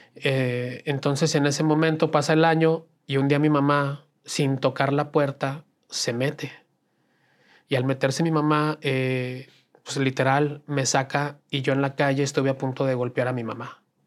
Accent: Aguascalientes, Mexico; Yo nací en Aguascalientes

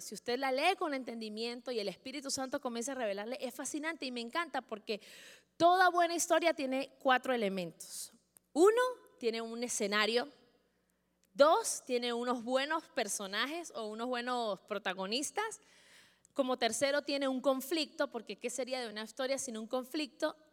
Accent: Venezuela; los que somos venezolanos

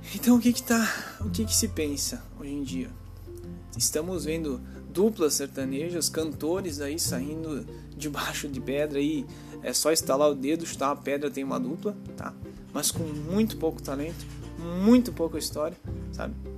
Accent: Caxias do Sul, Rio Grande do Sul, Brazil; eu sou aqui de Caxias do Sul, Rio Grande do Sul

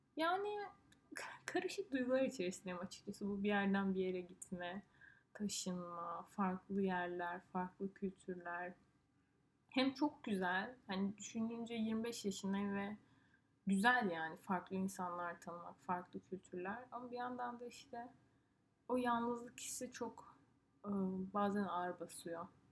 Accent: Turkey; moved away as an adult; also born or lived in northern Italy; now in Italy

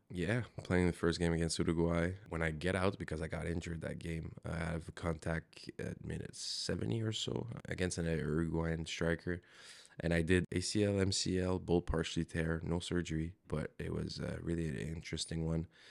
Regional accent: Montreal, Quebec, Canada; moved away as an adult; I'm born and raised in Montreal

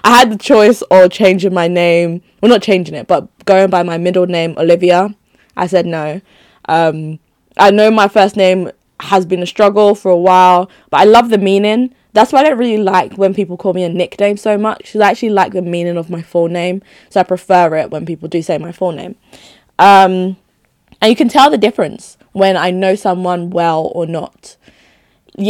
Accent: Nigeria; moved away; So home being Nigeria, because I'd only just moved here, right?

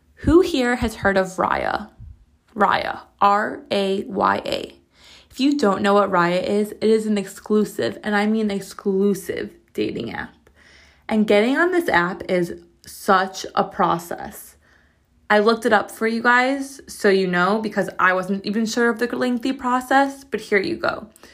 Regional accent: United States; I'm as American as it gets.

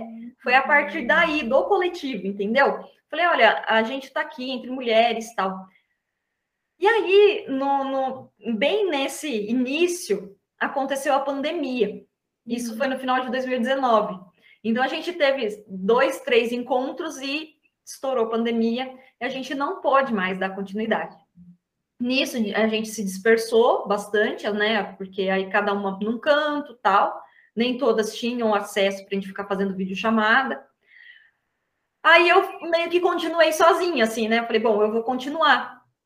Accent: Atibaia, São Paulo, Brazil; sou da cidade de Atibaia, interior de São Paulo

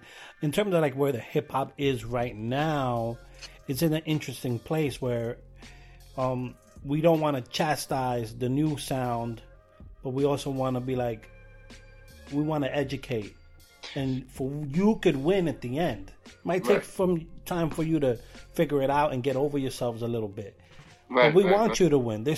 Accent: New York City, New York, United States; I grew up here in New York and Brooklyn

